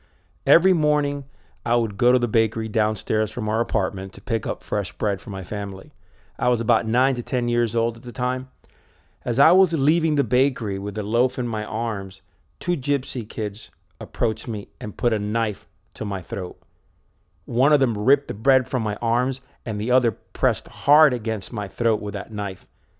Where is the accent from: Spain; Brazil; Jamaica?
Spain; also born or lived in Miami, United States; I was born in Miami, but for most of my childhood years, I lived in Spain.